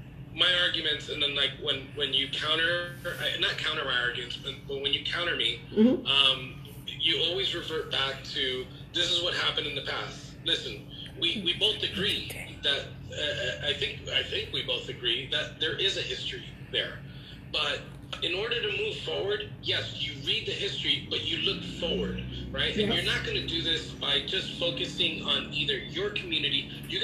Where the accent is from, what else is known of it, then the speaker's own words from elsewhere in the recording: United States; I'm an American supremacist.